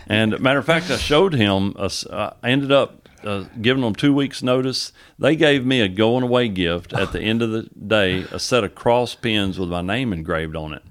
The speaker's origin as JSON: {"language": "English", "country": "United States", "tie": "born or raised there", "said": "where I grew up, the two towns, Henderson and Huntington"}